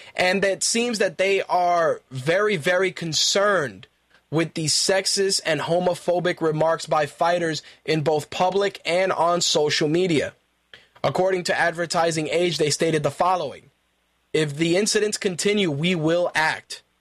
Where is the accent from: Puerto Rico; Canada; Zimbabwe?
Puerto Rico; I'm Puerto Rican.